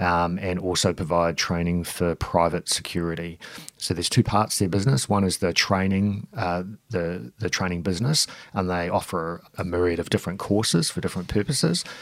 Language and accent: English; New Zealand; moved away as an adult; also born or lived in Auckland, New Zealand; now in Melbourne, Australia; I, I, am from New Zealand, so I grew up in New Zealand, a semi sort of rural area